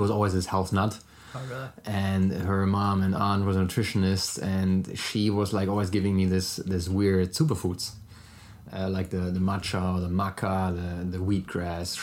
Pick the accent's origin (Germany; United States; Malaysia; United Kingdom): Germany; accent: German; English is a second language; moved away; originally from Germany, so sorry for my German accent already